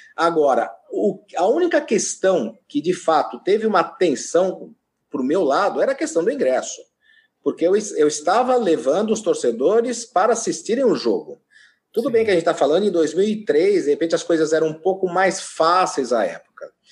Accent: Santos, São Paulo, Brazil; eu sou nascido em Santos

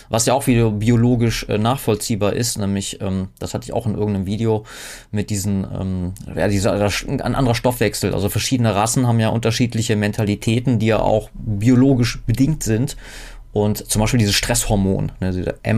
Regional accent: Southern Germany, Germany; now in Northern Germany; Ich kann als Süddeutsche im nordischen Exil nicht gerade behaupten, mich hier irgendwie mit meinen norddeutschen Mitmenschen irgendwie als identisch zu empfinden. Auch landschaftlich so komplett anders, anderes Klima etc.

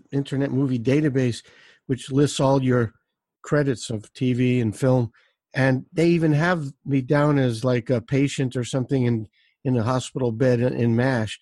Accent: New York City, New York, United States; moved away; I grew up in Brooklyn, New York

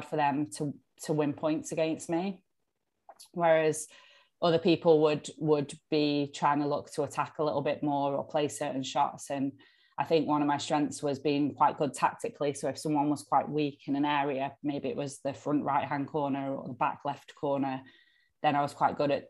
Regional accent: United Kingdom; being a British squash player

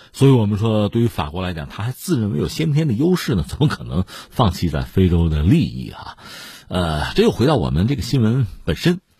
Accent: China; 我们中国人

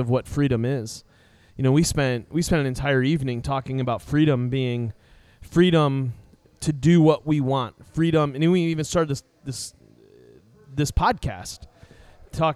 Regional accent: United States; we as Americans and we as American Christians

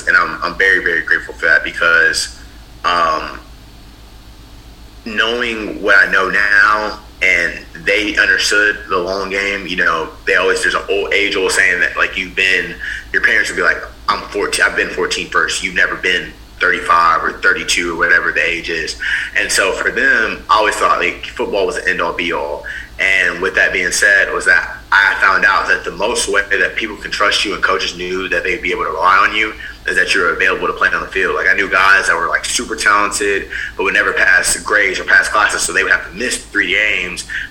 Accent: Houston, Texas, United States; I'm from Houston, Texas, born and raised

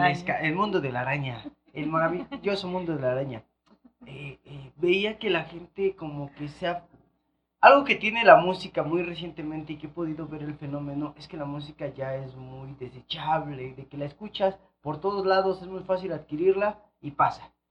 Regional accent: Ixtapaluca, State of Mexico, Mexico; soy de Iztapaluca

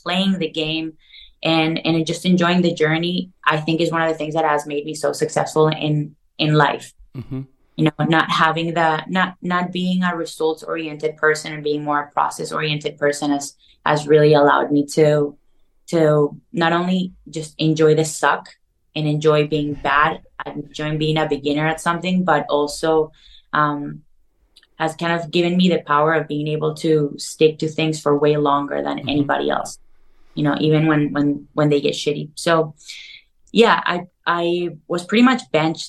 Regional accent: Caracas, Capital District, Venezuela; moved away as an adult; now in Los Angeles, United States; I grew up in Caracas, Venezuela, South America.

